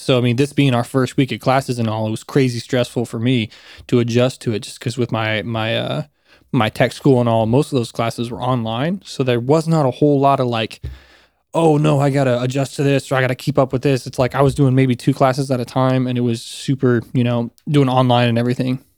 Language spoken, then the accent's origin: English; South Carolina, United States; also born or lived in Florida; I spent my elementary school and middle school, high school, all of that in South Carolina